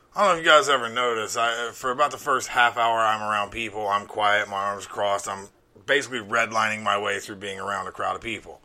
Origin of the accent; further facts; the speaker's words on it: Alabama, United States; now in Cincinnati, United States; I grew up in Alabama